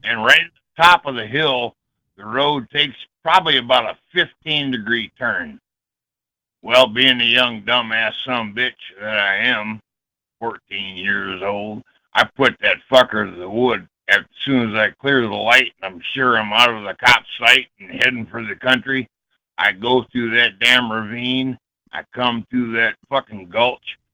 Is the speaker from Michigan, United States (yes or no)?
yes; Ypsilanti, Michigan, United States; I grew up in Ips- Ypsilanti.